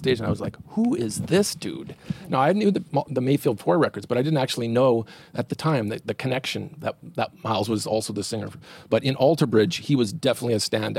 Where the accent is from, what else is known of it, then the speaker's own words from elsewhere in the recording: Winnipeg, Manitoba, Canada; my little town of Winnipeg